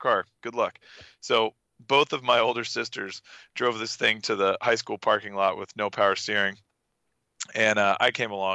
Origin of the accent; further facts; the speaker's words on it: Austin, Texas, United States; accent: Texas; also born or lived in Dale, Texas; I grew up here in Austin. I guess technically I live in Dale now, but I grew up in Austin